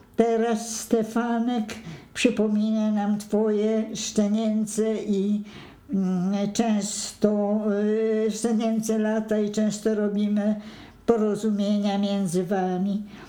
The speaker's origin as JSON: {"language": "Swedish", "country": "Poland", "also_born_or_lived": "Sweden", "second_language": "Swedish", "moved": "as an adult", "lives_now": "Stockholm, Sweden"}